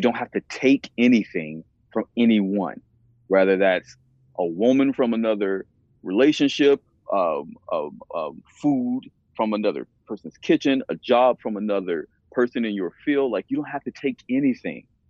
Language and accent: English; the South, United States; I'm from the South and I'm a black man